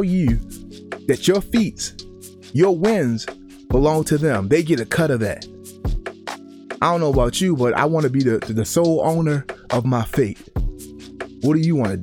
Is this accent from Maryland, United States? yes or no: yes; Baltimore, Maryland, United States; when I grew up in Baltimore